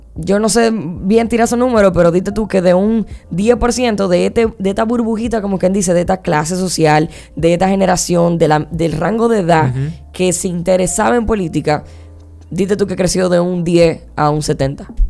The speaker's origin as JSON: {"language": "Spanish", "country": "Dominican Republic", "said": "aquí en mi país, aquí en mi generación"}